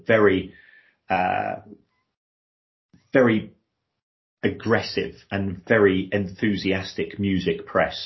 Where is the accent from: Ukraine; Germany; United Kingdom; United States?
United Kingdom; Brighton, South East England; moved away as an adult; also born or lived in South London / Manchester; where I was growing up in Brighton, but we're only 50 miles from London